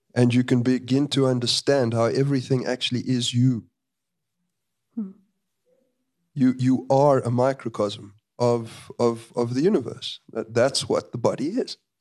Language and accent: English; South Africa